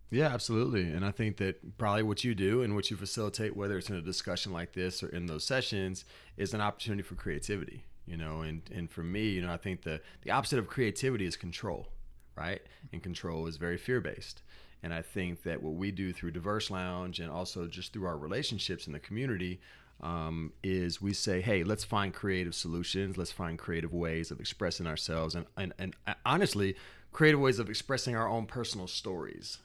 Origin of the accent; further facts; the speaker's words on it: Natchez, Mississippi, United States; I was born in Natchez, Mississippi